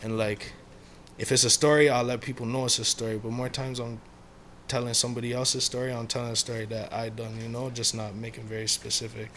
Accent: Mississauga, Ontario, Canada; I'm from a small area inside Mississauga.

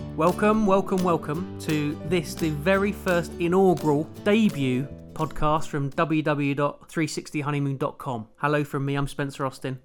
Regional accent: London, United Kingdom; I'm a television producer from London's trendy Walthamstow. Wasn't trendy when I grew up there

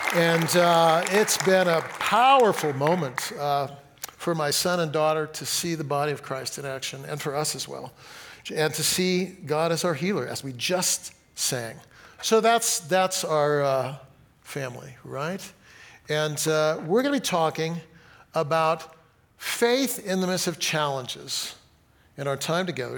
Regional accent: Fresno, California, United States; I grew up in Fresno, got married in Fresno

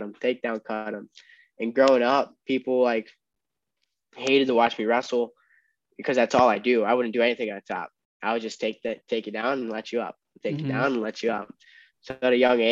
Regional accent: Glenbard North, Illinois, United States; growing up in the Glenbard North wrestling room

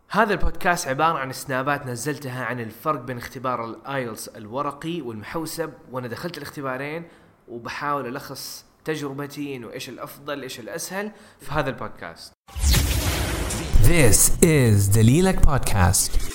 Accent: Saudi Arabia; واحنا كعرب او كسعوديين

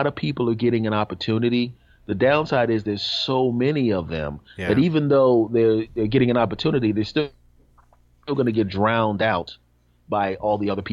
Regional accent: Philadelphia, Pennsylvania, United States; my hometown, Philadelphia

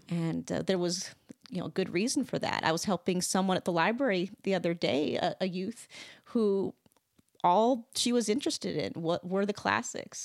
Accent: Wisconsin, United States; I grew up in Wisconsin.

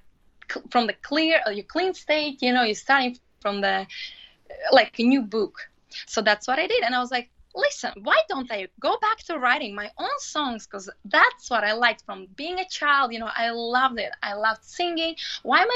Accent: Latvia; moved away as an adult; also born or lived in London, United Kingdom; now in New York City, United States; I was raised and I was growing up in Latvia.

